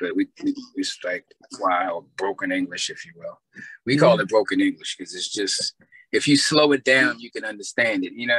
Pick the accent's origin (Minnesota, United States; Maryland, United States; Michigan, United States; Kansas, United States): Maryland, United States; Baltimore; also born or lived in Guyana; I grew up here, I was born in Baltimore. My family's from there, but of course I always claim GT, you know, I'm a Georgetown boy.